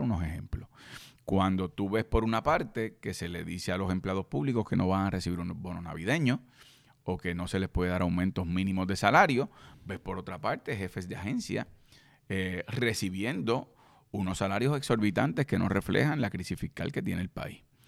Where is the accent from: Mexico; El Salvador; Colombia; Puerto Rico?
Puerto Rico; yo soy puertorriqueño y creo en la independencia de mi país